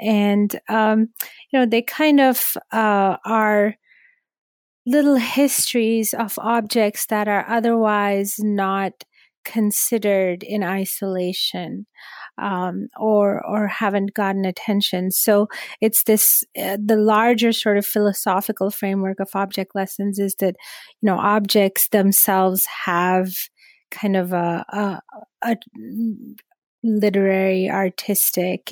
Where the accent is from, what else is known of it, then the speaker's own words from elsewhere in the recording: Karachi, Sindh, Pakistan; moved away as an adult; now in United States; originally from Karachi, from Pakistan. And, I grew up there and then I had an arranged marriage, came to the U.S.